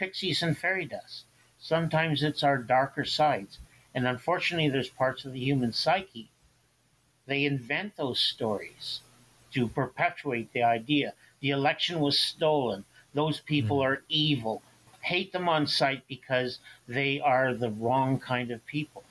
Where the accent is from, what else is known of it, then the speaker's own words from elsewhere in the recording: Ottawa Valley, Ontario, Canada; moved away; also born or lived in St. Catharines, Ontario; it came from my memories of the Ottawa Valley many years after I left it